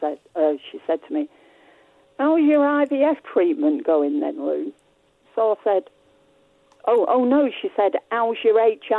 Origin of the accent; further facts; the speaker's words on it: Blackpool, North West England, United Kingdom; No, I'm from Blackpool originally.